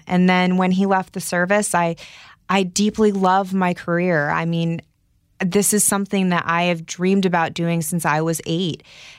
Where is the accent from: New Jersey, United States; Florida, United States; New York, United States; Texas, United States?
Texas, United States; San Antonio; born there; also born or lived in England; So I was born in San Antonio, Texas, moved to England because my dad is a retired colonel in the Air Force.